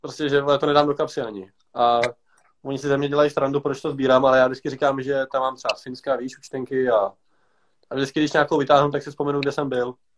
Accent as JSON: {"language": "Czech", "town": "Pardubice", "region": "Pardubice Region", "country": "Czechia", "tie": "born or raised there", "said": "Já tady jsem vyrostl už od balička."}